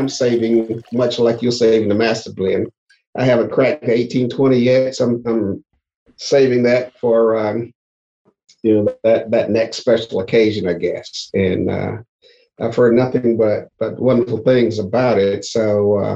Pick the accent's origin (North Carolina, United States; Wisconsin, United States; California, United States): North Carolina, United States; Elizabeth City; moved away as an adult; also born or lived in Maryland; I was born and raised in Elizabeth City, North Carolina